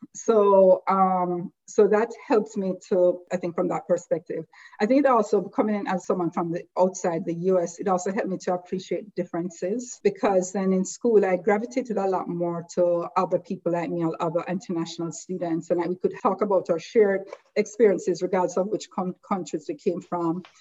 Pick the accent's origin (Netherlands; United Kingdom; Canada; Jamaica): Jamaica; moved away as an adult; now in United States; growing up, and again, I grew up in Jamaica